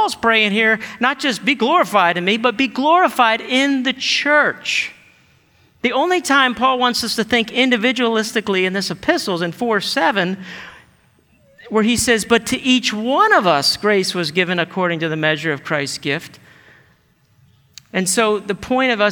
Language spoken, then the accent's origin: English; United States; we're American and individualistic culture